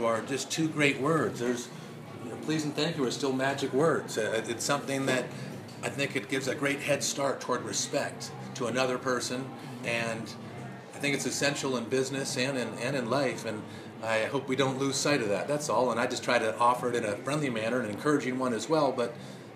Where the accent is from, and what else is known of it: Los Angeles area, California, United States; born or raised there